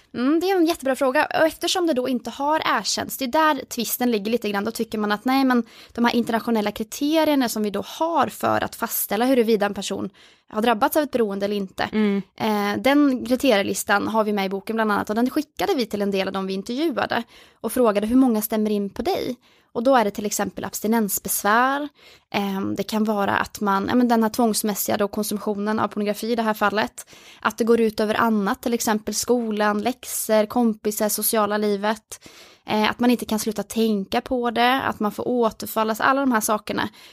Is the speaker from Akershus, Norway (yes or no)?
no; Oslo, Norway; moved away as an adult; now in Uppsala, Sweden; jag är från Oslo ehm, och flyttade till Uppsala där jag bor nu